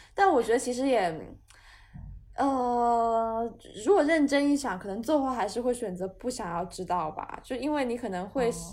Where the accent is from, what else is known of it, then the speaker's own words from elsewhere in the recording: Guangzhou, Guangdong, China; 我是广东人